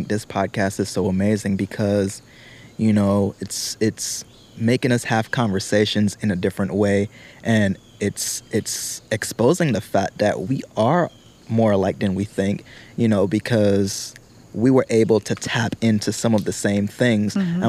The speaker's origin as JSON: {"language": "English", "country": "British Virgin Islands", "moved": "yes", "said": "I'm from the British Virgin Islands"}